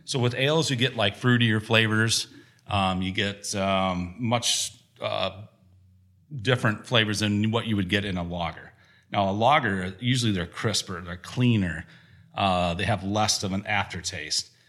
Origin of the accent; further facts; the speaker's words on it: Gratiot, Wisconsin, United States; I grew up outside of Gratiot, Wisconsin, between Gratiot and South Wayne, right on Highway 11